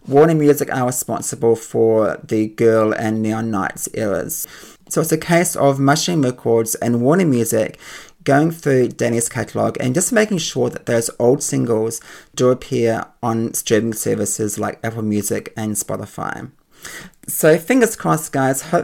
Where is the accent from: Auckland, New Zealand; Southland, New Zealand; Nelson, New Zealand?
Auckland, New Zealand; I grew up in Auckland in New Zealand